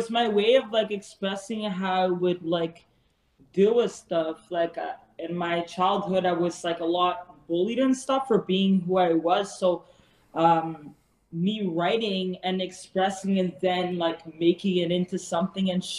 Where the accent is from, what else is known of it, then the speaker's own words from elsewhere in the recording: Montreal, Quebec, Canada; I'm from Montreal